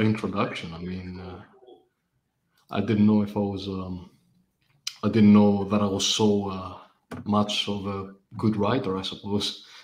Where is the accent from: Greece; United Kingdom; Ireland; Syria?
Greece; I come from Greece. I, I've lived here all my life.